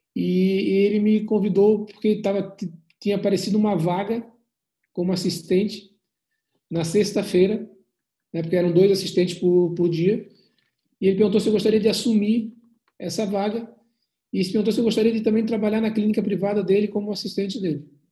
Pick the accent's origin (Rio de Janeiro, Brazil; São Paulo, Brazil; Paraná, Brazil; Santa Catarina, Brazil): Santa Catarina, Brazil; Florianópolis; eu sou de Santa Catarina, de Florianópolis